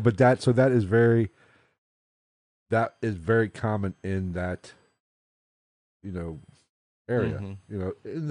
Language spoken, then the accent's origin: English; West Virginia, United States; moved away; I was born in West Virginia, in which they consider themselves Southerners, but they're not, per se, logistically.